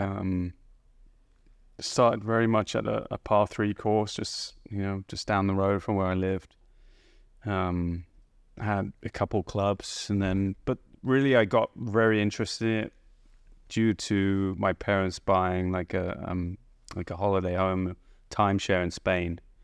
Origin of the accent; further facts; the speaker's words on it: High Wycombe, South East England, United Kingdom; moved away as an adult; now in United States; I lived in a town called High Wycombe pretty much most of my early years, which is a, a town right between London and Oxford